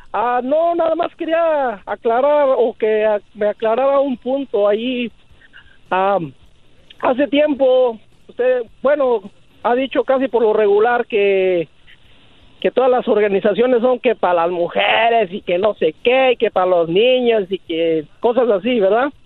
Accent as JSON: {"language": "Spanish", "region": "Michoacán", "country": "Mexico", "said": "yo soy de Michoacán"}